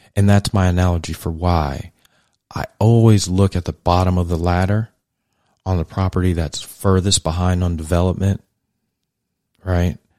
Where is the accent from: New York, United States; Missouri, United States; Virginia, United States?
New York, United States; New York City; I was raised in Brooklyn, New York in the eighties, early eighties